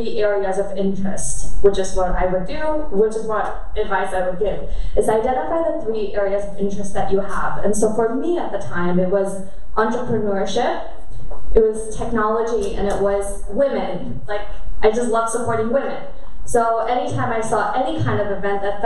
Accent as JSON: {"language": "English", "country": "Germany", "tie": "born or raised there", "moved": "yes", "said": "I grew up in Germany and I'm half Korean"}